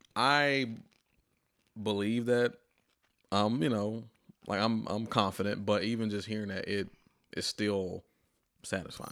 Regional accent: Atlanta, Georgia, United States; moved away as an adult; also born or lived in Fort Collins, Colorado; now in Nashville, United States; I'm from Atlanta

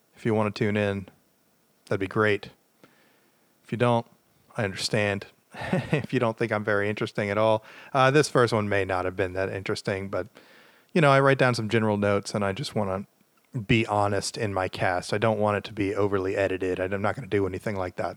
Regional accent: the South, United States; I'm from the South

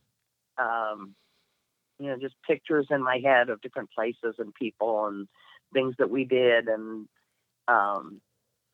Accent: Bethesda, Maryland, United States; also born or lived in Lagos, Nigeria / Rome, Italy / Frederick, Maryland; we were in Bethesda when he passed away, and that's where I grew up

